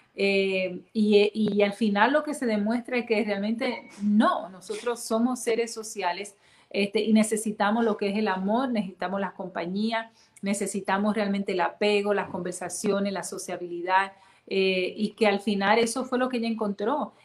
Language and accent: Spanish; Dominican Republic; now in United States; como latina, dominicana, caribeña